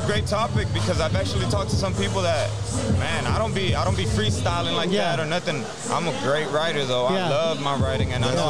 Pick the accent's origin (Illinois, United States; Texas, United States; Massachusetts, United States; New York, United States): Texas, United States; Houston; also born or lived in Kingwood, Texas; I was raised in Southwest Houston.